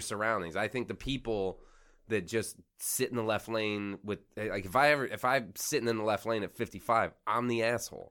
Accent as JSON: {"language": "English", "region": "Florida Keys", "country": "United States", "tie": "born or raised there", "said": "I grew up in the Florida Keys."}